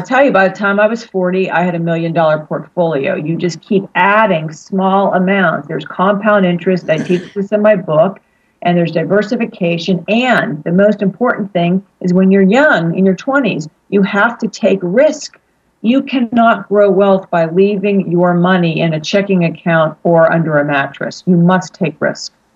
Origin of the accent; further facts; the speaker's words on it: Pittsburgh, Pennsylvania, United States; also born or lived in Philadelphia, Pennsylvania; now in San Diego, United States; I'm from Pittsburgh, Pennsylvania, originally